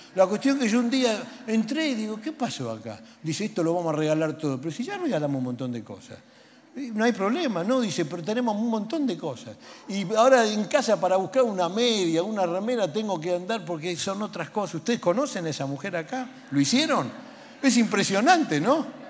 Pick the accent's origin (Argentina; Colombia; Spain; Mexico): Argentina; Buenos Aires; Y yo soy porteño